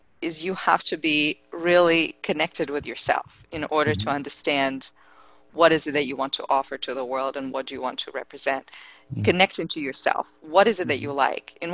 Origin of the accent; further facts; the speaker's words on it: Russia; I come from Russia